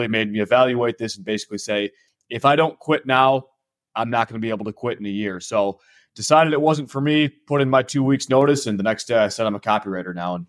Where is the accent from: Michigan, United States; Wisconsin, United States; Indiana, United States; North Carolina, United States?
Michigan, United States; I'm from Michigan, so sometimes people will say it's Canadian.